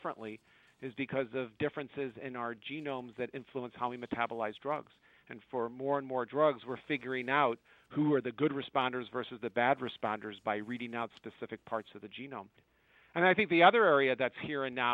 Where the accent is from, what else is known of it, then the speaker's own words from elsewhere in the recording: United States; as an American